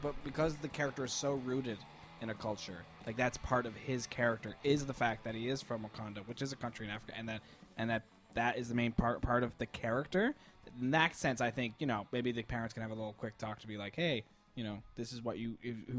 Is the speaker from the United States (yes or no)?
no; Canada; here in North America, like we're Canadian